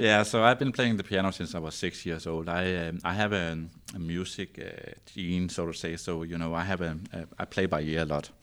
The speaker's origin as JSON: {"language": "English", "area": "north of Copenhagen", "region": "Zealand", "country": "Denmark", "tie": "born or raised there", "second_language": "English", "said": "I grew up, uh, on the, um, Copenhagen Island, so to say, we call it Zealand, so that's where the capital is, and, but, um, north of Copenhagen"}